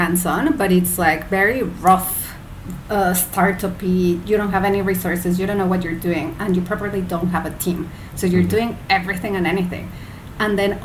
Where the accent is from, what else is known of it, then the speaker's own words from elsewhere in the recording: Mexico; moved away as an adult; also born or lived in United Kingdom; now in Malaysia; I'm originally from Mexico, but by now I'm like a global citizen. So I lived in the UK for 9 years, then I've been in Asia for almost 6